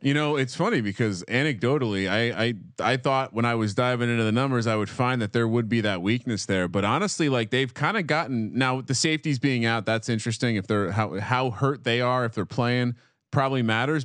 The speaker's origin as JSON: {"language": "English", "region": "New Jersey", "country": "United States", "tie": "born or raised there", "said": "growing up in New Jersey"}